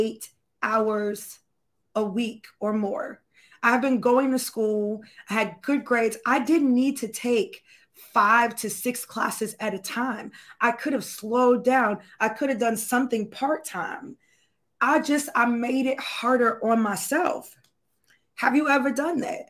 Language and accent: English; Florida, United States; I'm from Florida